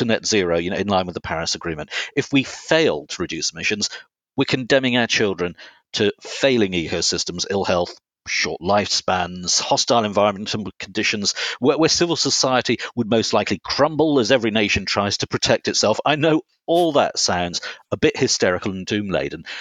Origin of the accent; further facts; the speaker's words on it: Herefordshire, West Midlands, United Kingdom; moved away; I grew up on the Welsh border in Herefordshire